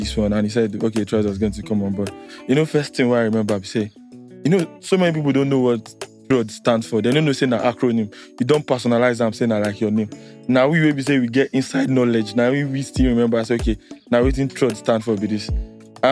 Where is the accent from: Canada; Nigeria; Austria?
Nigeria; that was where we were from